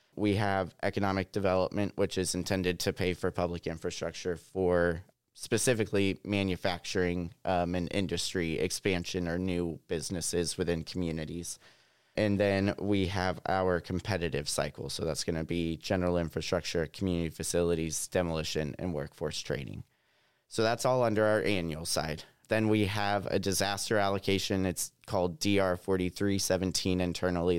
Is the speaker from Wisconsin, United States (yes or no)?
no; Southwest Missouri, United States; I'm a Missouri native. I grew up in Southwest Missouri